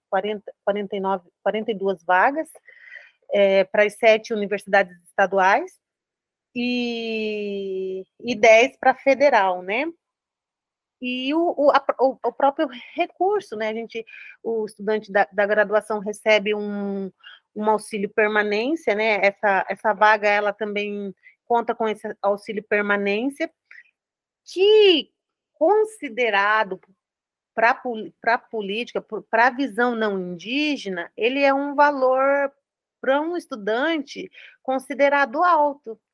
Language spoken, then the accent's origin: Portuguese; Paraná, Brazil; eu sou aqui do Paraná